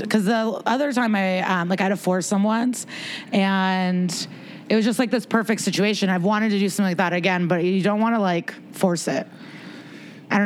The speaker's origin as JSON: {"language": "English", "town": "Chicago", "region": "Illinois", "country": "United States", "moved": "yes", "lives_now": "New York, United States", "said": "I'm from Chicago. I just grew up in the winter"}